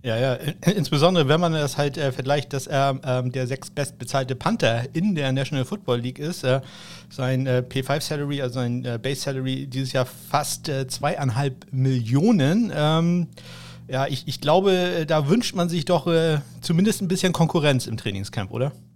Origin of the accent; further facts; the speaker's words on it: Schleswig-Holstein, Germany; für mich als Schleswig-Holsteiner